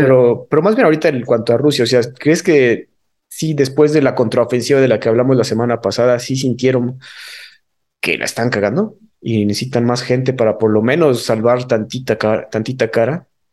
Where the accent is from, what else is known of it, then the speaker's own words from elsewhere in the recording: Mexico; si son mexicanos tenemos que tramitar nuestra cartilla